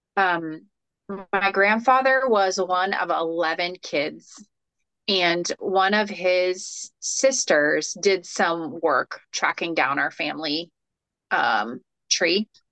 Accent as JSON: {"language": "English", "region": "Florida", "country": "United States", "tie": "born or raised there", "said": "I'm a native Floridian, third generation"}